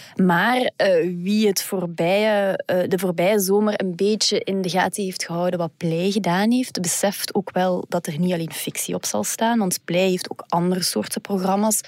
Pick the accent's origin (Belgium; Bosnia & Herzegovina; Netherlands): Belgium; Flanders; bij ons in Vlaanderen